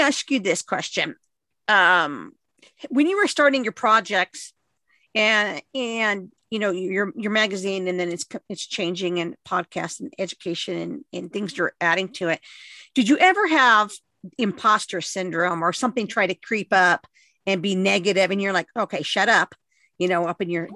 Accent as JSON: {"language": "English", "region": "Southern California", "country": "United States", "tie": "born or raised there", "said": "growing up in Southern California"}